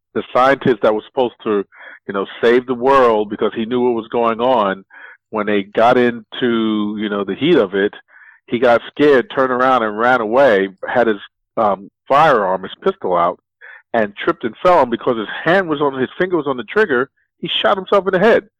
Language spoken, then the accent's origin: English; New York City, New York, United States; I grew up in the South Bronx in the seventies